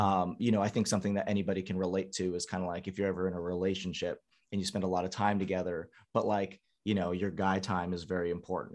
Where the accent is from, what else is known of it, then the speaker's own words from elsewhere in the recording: San Diego, California, United States; born and raised in San Diego